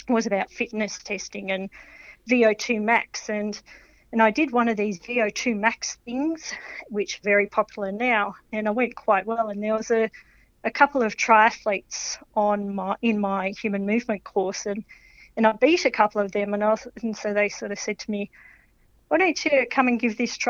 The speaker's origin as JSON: {"language": "English", "town": "Melbourne", "region": "Victoria", "country": "Australia", "tie": "born or raised there", "said": "I grew up in Melbourne"}